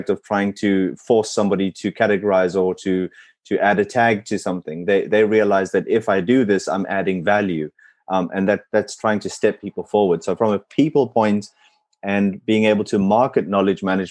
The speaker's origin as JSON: {"language": "English", "country": "South Africa", "tie": "born or raised there", "first_language": "English", "moved": "yes", "said": "growing up in South Africa"}